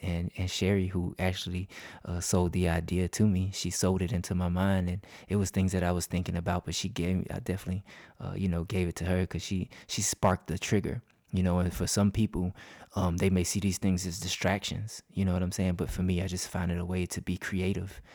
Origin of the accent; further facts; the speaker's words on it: Crescent, Georgia, United States; Downtown Crescent, that's my hometown.